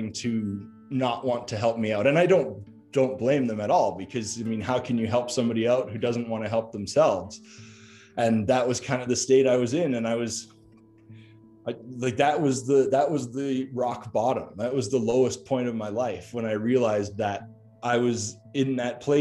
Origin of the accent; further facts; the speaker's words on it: Calgary, Alberta, Canada; moved away as an adult; I moved back to Calgary, which was my hometown